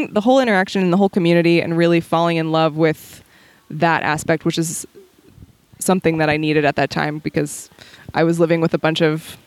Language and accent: English; Ohio, United States; moved away as an adult; now in California, United States; I moved to California in 2007 from Ohio